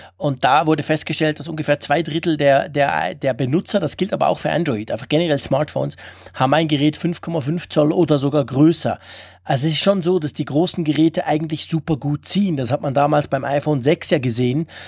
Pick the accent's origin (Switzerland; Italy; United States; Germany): Switzerland; bei uns in der Schweiz